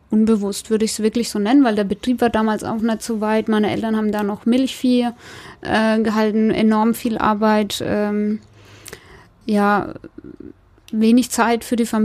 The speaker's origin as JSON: {"language": "German", "town": "Großbadorf", "country": "Germany", "tie": "born or raised there", "said": "Ich bin gebürtig aus Großbadorf"}